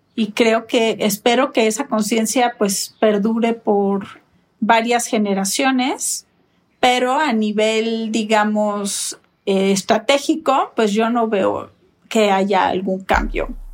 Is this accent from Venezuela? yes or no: no; Mexico; en mi país